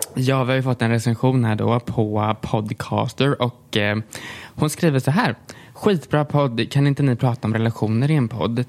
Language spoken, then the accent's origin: Swedish; Tranås, Jönköping County, Sweden; jag är uppväxt i Tranås